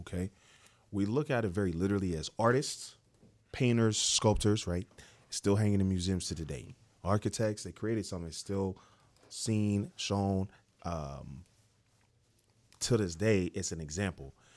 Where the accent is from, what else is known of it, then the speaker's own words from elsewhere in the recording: Dayton, Ohio, United States; moved away as an adult; also born or lived in Cincinnati, Ohio; now in Atlanta, United States; I grew up in Ohio. uh, Dayton, Ohio.